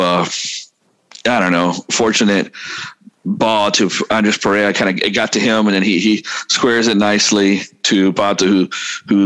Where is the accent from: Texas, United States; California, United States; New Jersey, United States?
Texas, United States; me being growing up in Texas